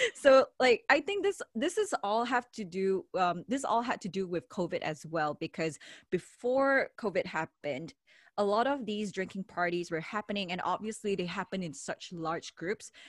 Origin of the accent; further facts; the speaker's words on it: Malaysia; moved away as an adult; now in Japan; I'm from Malaysia, not from America, not from Canada, not from the UK